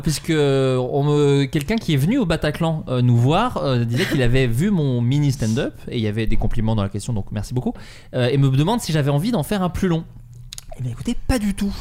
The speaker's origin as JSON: {"language": "French", "town": "Autun", "region": "Bourgogne-Franche-Comté", "country": "France", "tie": "born or raised there", "moved": "yes", "lives_now": "Paris, France", "said": "Autun, qui est la ville dans laquelle j'ai grandi"}